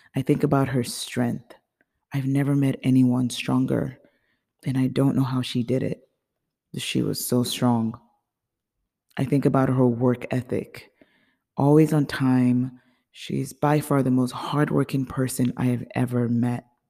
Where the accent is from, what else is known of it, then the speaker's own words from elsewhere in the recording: Nigeria; also born or lived in United States; now in Chicago, United States; I was born in the United States, but I grew up in Nigeria.